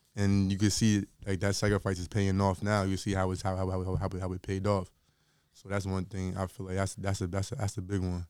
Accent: Linden, New Jersey, United States; I'm from Linden originally, but I didn't go to, like, Linden High School.

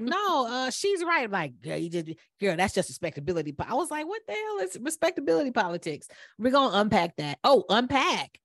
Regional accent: Atlanta, Georgia, United States; we're from Atlanta

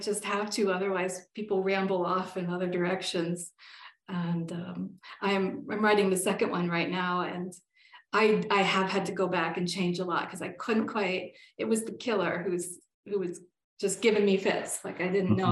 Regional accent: northern Pennsylvania, United States; now in Colorado, United States; My hometown is back in Pennsylvania, a small town up in the north of Pennsylvania

